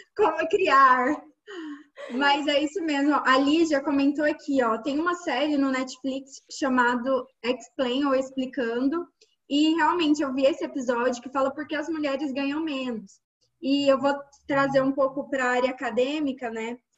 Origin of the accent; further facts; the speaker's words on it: Minas Gerais, Brazil; moved away as an adult; also born or lived in Brasília; eu sou de Minas Gerais, já morei em Brasília